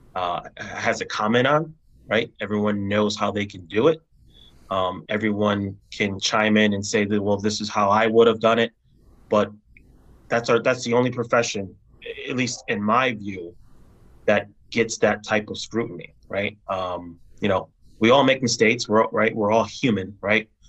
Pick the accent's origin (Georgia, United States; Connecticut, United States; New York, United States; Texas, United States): Connecticut, United States; New Haven; my community for which I was born and raised in New Haven